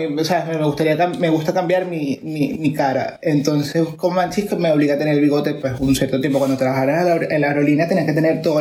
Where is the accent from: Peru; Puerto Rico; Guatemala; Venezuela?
Venezuela; moved away; desde que me vine de Venezuela con, con, las, eh, con mis amigos actualmente aquí